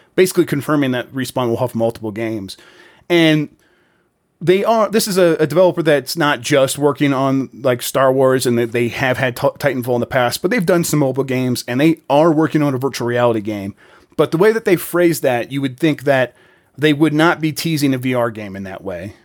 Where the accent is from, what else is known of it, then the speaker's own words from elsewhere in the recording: United States; I'm an American